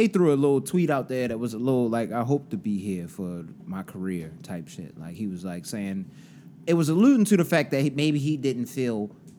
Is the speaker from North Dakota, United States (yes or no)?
no; Boston, Massachusetts, United States; But I'm from Boston.